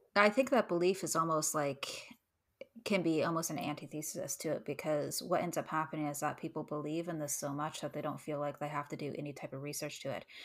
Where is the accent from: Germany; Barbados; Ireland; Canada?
Canada; as a Canadian